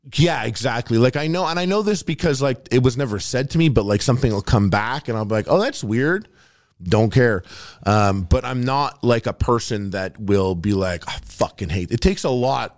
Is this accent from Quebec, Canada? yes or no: yes; Montreal, Quebec, Canada; also born or lived in Toronto; I'm from Montreal